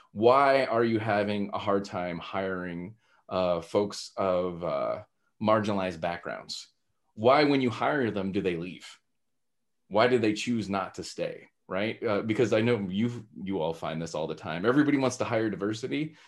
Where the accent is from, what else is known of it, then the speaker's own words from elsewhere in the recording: Texas, United States; growing up in Texas, uh, that's where my roots are